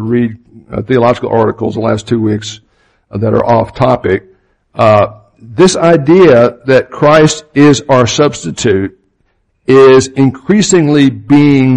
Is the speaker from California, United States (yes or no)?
no; Opa-locka, Florida, United States; I grew up in Opa-locka, Florida, which is a suburb of Miami